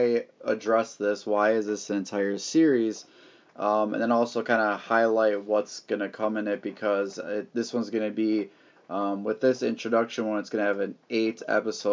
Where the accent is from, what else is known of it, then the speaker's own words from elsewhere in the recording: Wisconsin, United States; here in my home state of Wisconsin